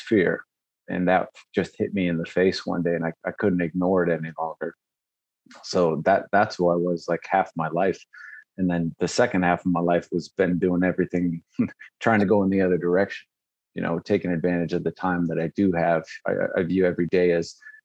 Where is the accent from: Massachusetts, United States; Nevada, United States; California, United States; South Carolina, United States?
Nevada, United States; Las Vegas; I grew up in Vegas